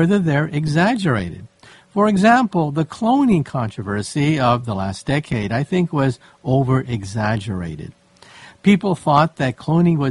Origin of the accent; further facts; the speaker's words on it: San Francisco, California, United States; I grew up in San Francisco